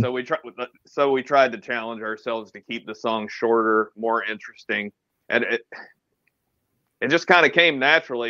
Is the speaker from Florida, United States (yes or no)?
no; Atlanta, Georgia, United States; i am from Atlanta.